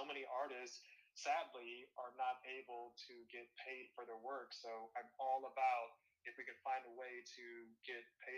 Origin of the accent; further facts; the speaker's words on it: Topeka, Kansas, United States; now in Seattle, United States; in Topeka, where I'm from